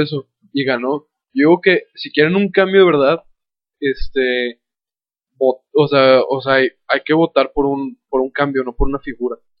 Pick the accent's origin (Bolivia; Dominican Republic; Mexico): Mexico; also born or lived in Torreón, Coahuila; como cultura, mexicana